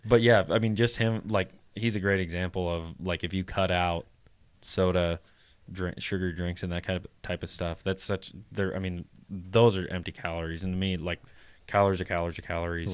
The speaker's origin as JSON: {"language": "English", "region": "Midwest", "country": "United States", "said": "I make fun of what Midwestern guys because I am one"}